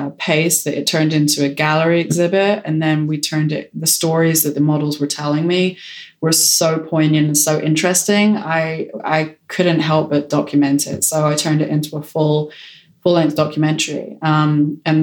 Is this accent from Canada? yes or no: no; United Kingdom; being British